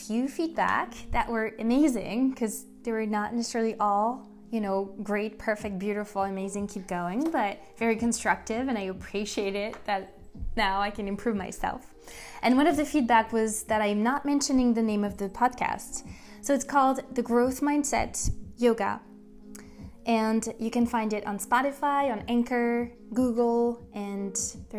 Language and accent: English; Paris, Île-de-France, France; moved away as an adult; now in United States; I was born and raised in Paris, and I moved in 2012 to the US